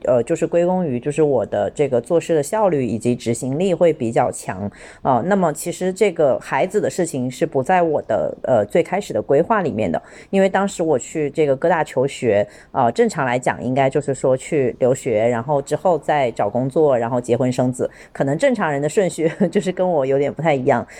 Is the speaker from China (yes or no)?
yes; Shenzhen, Guangdong, China; 我现在在广东省的深圳啊，然后我在深圳的福田区。呃，因为深圳也是我的家乡，就是我在这里长大，呃，然后是一个很典型的深圳女孩